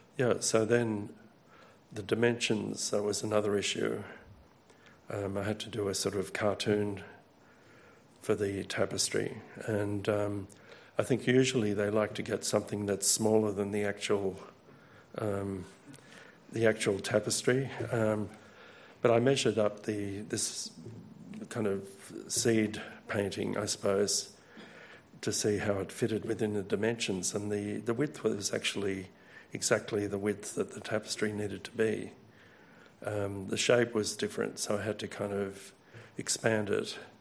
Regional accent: Australia; as an Australian, I know the significance of Gallipoli

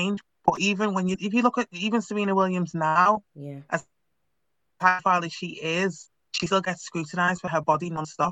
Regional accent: Liverpool, North West England, United Kingdom; Growing up in Liverpool was just different.

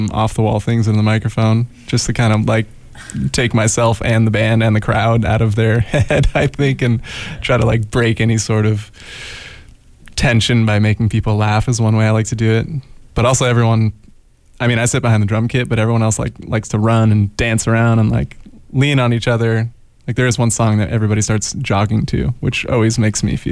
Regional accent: Northern California, United States; now in Eugene, United States; I grew up in Northern California

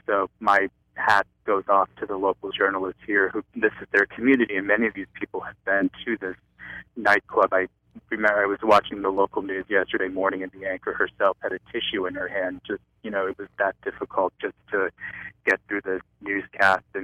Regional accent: New Hampshire, United States; moved away; my hometown in New Hampshire

